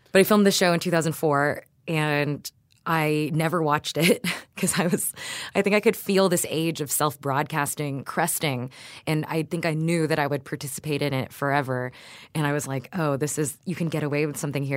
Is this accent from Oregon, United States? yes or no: no; Houston, Texas, United States; my parents are Filipino, but I grew up in Houston and the suburbs